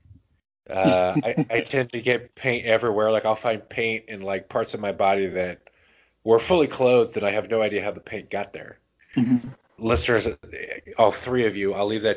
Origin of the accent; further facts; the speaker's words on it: the South, United States; I grew up in the South